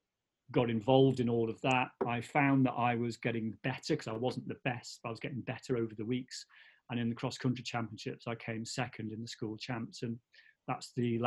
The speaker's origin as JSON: {"language": "English", "town": "Newtown", "region": "Wales", "country": "United Kingdom", "tie": "born or raised there", "also_born_or_lived": "Barmouth, Wales / Colwyn Bay, Wales", "moved": "as an adult", "lives_now": "Isle of Man", "said": "We moved from Barmouth to a place called Newtown in Mid Wales"}